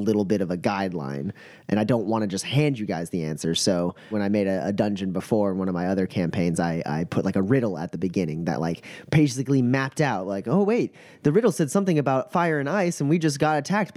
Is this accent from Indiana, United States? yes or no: no; Kansas, United States; I'm a dude from Kansas